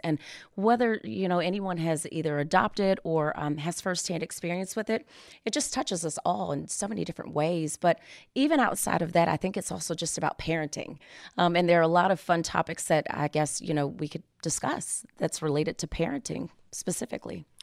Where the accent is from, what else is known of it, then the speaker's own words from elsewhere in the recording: Maryland, United States; moved away as an adult; I am actually from Maryland